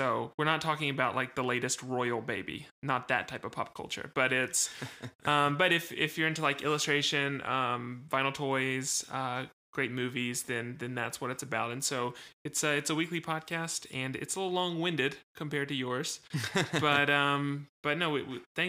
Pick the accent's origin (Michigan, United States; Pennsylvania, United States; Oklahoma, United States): Pennsylvania, United States; Philadelphia; So I was born and raised in West Philadelphia.